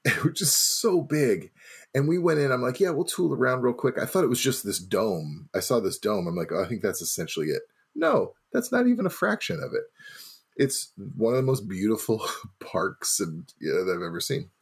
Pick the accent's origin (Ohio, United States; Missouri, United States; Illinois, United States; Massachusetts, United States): Missouri, United States; now in Milwaukee, United States; I'm from Missouri.